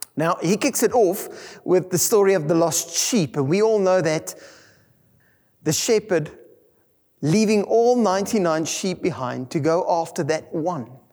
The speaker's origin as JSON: {"language": "English", "country": "South Africa", "tie": "born or raised there", "first_language": "Afrikaans", "second_language": "English", "said": "Being English as my second language, growing up in an Afrikaans world"}